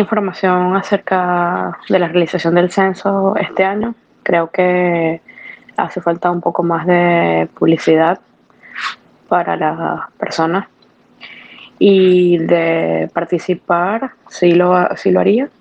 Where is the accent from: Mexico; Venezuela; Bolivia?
Venezuela; moved away as an adult; now in Miami, United States; soy venezolana, eh, tengo tres años viviendo en Miami, Florida